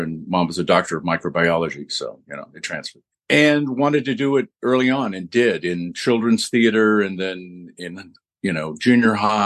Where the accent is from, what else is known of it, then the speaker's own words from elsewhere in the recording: Mesa, Arizona, United States; I grew up in Mesa, Arizona